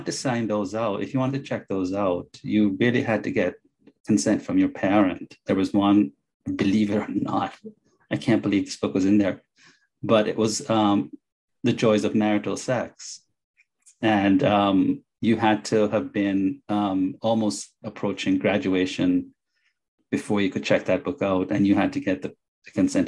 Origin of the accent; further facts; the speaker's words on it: Jamaica; now in Illinois, United States; I went to school and I grew up in Jamaica, went to a very strict private Catholic school